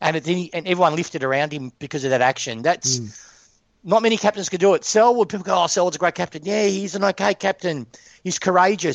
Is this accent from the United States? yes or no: no; Broadier, Victoria, Australia; I grew up in Broadier.